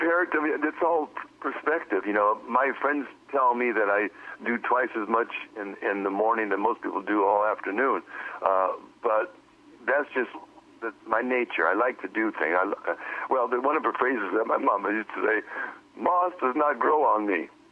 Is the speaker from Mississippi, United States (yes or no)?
no; Milwaukee, Wisconsin, United States; moved away as an adult; also born or lived in Inglewood, California / Watts, Los Angeles; now in Pacific Northwest, United States; I was raised in Milwaukee.